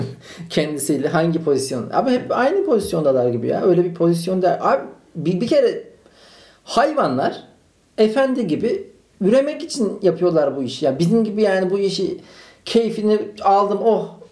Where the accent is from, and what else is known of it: Malatya, Turkey; now in Istanbul, Turkey